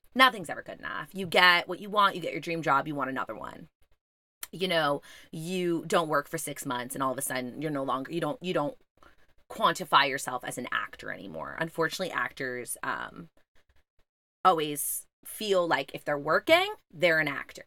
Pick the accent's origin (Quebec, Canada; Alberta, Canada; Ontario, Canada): Quebec, Canada; Montreal; I'm from Montreal